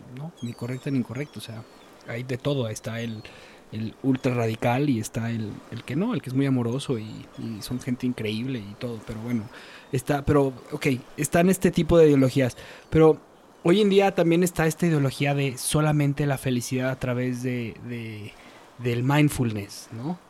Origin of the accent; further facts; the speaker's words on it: Mexico; somos mexicanos